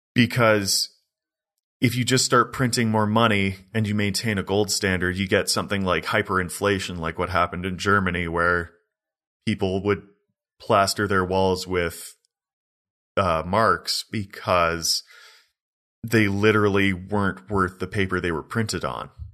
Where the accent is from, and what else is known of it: Canada